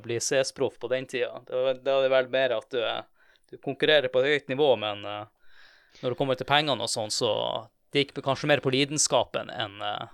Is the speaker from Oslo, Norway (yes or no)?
no; Tromsø, Troms, Norway; jeg er fra Tromsø